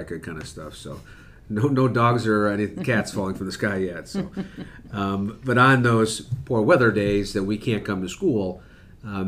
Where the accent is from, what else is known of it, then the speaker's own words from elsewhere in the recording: Buffalo, New York, United States; growing up in Buffalo, New York